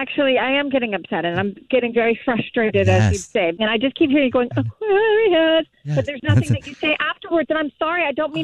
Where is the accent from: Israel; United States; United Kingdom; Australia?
United States; Pasadena, California; I actually grew up in Pasadena.